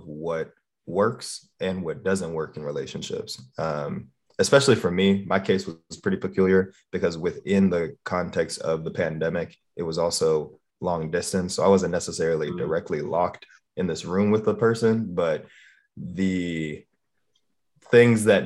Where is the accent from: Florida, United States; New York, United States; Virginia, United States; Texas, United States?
Florida, United States; Miami; I am also from Miami, Florida